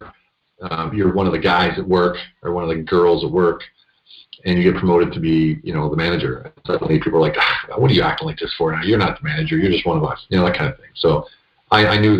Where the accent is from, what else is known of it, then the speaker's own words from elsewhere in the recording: central Pennsylvania, United States; moved away as an adult; also born or lived in Budapest, Hungary; now in Hungary; I grew up in central Pennsylvania